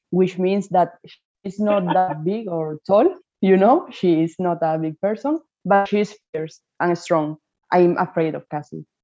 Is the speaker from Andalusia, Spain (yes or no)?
yes; Seville, Andalusia, Spain; because we are both from Seville.